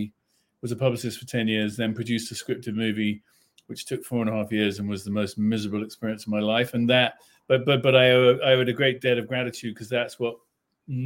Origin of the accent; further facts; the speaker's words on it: London, United Kingdom; I was born in Hampstead Garden suburb in London